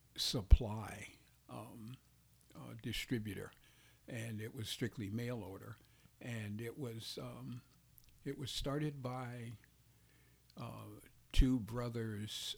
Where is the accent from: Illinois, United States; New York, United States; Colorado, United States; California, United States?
Illinois, United States; Chicago; I grew up on the west side of Chicago